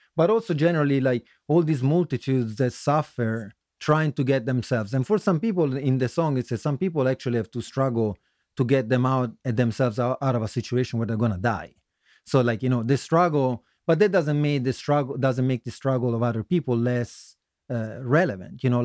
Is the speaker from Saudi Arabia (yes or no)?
no; Turin, Piedmont, Italy; moved away as an adult; also born or lived in Florence, Tuscany / San Francisco / Newark, Delaware; now in Philadelphia, United States; originally I come from Italy. Um, I lived, uh, was born in the center in Tuscany, near Florence, but I lived in Torino in the northwest for most of my life. So, uh, I would say that's my hometown